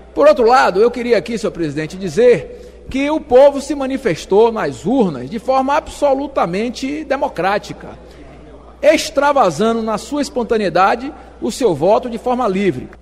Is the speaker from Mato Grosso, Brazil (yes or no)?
yes; Rondonópolis, Mato Grosso, Brazil; Rondonópolis, minha cidade natal